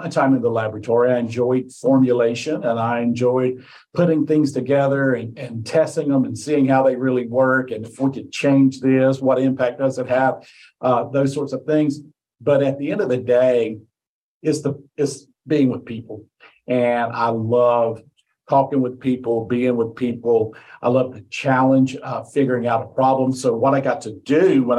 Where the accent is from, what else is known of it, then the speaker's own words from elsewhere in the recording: Mount Airy, North Carolina, United States; I was born in Mount Airy, North Carolina